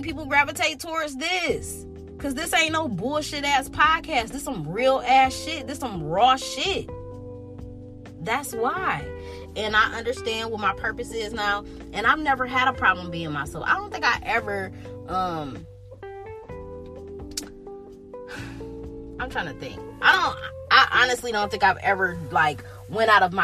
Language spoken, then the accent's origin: English; Detroit, Michigan, United States; also born or lived in Birmingham, Michigan; I'm from Detroit, but I done lived all around the Metro Detroit area my entire life